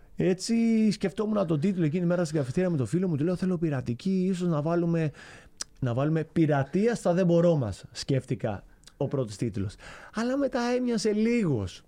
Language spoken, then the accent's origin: Greek; Chania, Crete, Greece; also born or lived in Rethymno; είμαι από τα Χανιά τη Κρήτη, σαν την περιοχή που λέγεται Νέα Χώρα